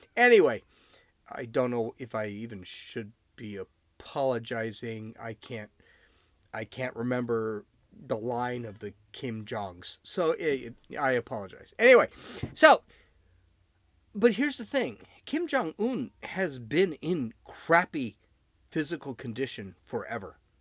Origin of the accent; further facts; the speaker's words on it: United States; I am an American citizen. I was born here